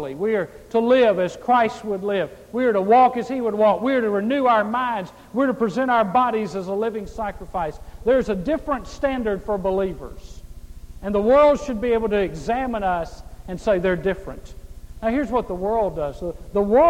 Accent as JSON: {"language": "English", "region": "Mississippi", "country": "United States", "tie": "born or raised there", "said": "I grew up in Mississippi, the poorest state in the United States"}